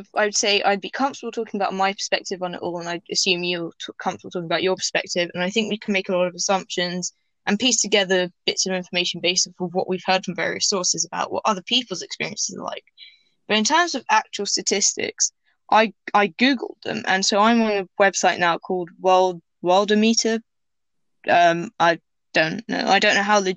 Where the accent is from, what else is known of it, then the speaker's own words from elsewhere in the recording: England, United Kingdom; I wasn't born there, I was born in England, but Tunisia, which is where my dad is from